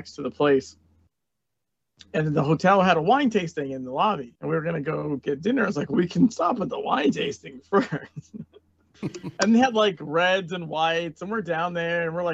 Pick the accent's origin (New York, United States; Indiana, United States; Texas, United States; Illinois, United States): New York, United States; moved away; my experience growing up in New York was not the city experience